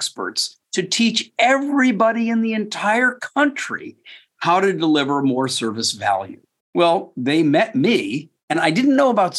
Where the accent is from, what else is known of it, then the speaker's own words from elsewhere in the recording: Westport, Connecticut, United States; I grew up in Westport, Connecticut